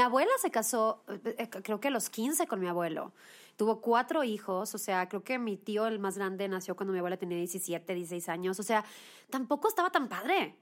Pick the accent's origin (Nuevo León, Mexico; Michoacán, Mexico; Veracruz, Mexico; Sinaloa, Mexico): Nuevo León, Mexico; Monterrey; moved away as an adult; now in Mexico City, Mexico; yo soy de Monterrey, me vine a vivir a la Ciudad de México mm, de a los 19 años